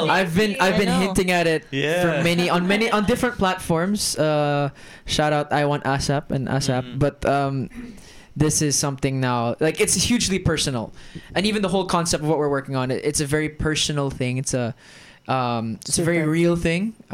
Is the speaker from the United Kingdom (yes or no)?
no; Germany; accent: American; I'm half Filipino. I am half British. I sound American, and I grew up in Germany. So I am the definition of a third culture kid.